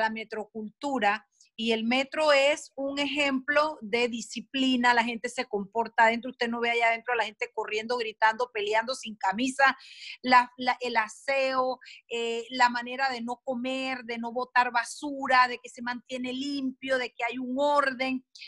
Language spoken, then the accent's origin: Spanish; Panama; los panameños frente al estímulo correcto respondemos de manera correcta